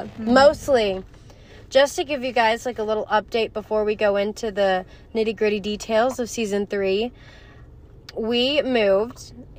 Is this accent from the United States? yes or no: yes; Texas, United States; moved away as an adult; now in Wyoming, United States; even though I'm from Texas